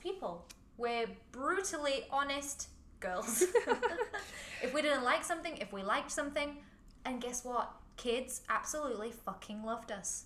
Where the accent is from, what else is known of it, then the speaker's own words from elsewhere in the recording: Huddersfield, Yorkshire and the Humber, United Kingdom; now in Hong Kong; I'm from Huddersfield, not that far away